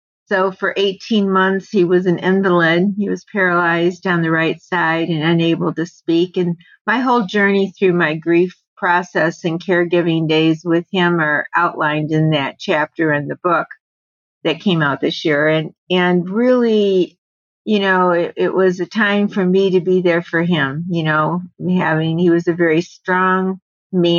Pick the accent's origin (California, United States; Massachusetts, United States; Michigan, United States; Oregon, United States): Michigan, United States; moved away as an adult; now in Arizona, United States; I'm originally from Michigan